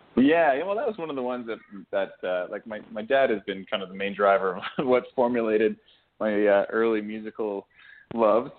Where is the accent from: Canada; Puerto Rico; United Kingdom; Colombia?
Canada; Alberta; growing up in Alberta